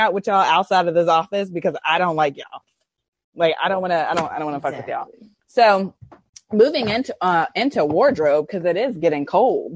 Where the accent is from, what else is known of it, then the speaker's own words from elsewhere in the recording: Arlington, Virginia, United States; I grew up in Arlington, Virginia